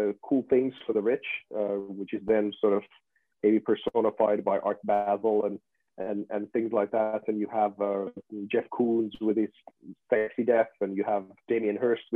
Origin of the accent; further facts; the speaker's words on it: Finland; I come from Finland and Nokia was a big deal over here